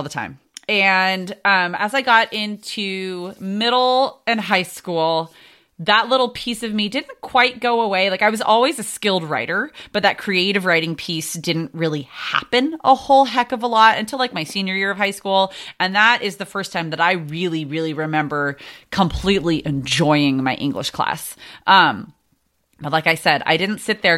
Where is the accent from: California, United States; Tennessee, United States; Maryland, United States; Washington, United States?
California, United States; San Diego; Born and raised in San Diego.